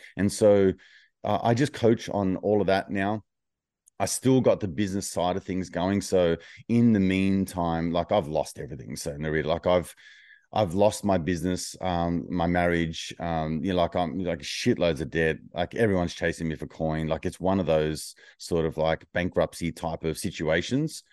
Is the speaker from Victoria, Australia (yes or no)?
no; Wollongong, New South Wales, Australia; my hometown of Wollongong